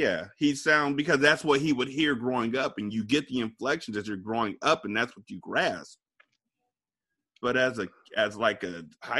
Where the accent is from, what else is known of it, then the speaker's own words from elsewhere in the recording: California, United States; moved away as an adult; also born or lived in Washington, D.C.; I didn't stop sounding like I was from California.